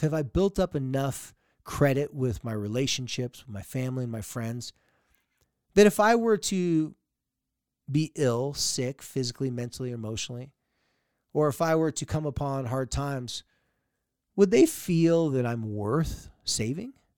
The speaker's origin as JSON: {"language": "English", "town": "San Diego", "region": "California", "country": "United States", "tie": "born or raised there", "moved": "yes", "said": "I grew up in San Diego"}